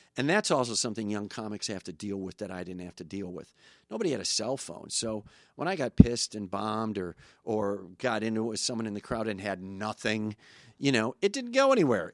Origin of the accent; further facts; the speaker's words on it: Kenosha, Wisconsin, United States; moved away; Kenosha's changed a lot. My hometown is, used to be just a f, blue-collar factory town